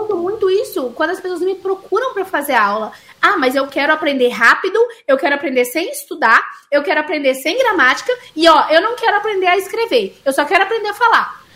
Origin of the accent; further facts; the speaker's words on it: Minas Gerais, Brazil; accent: mineiro; eu tenho sotaque de mineira porque eu cresci em Minas, meus pais são mineiros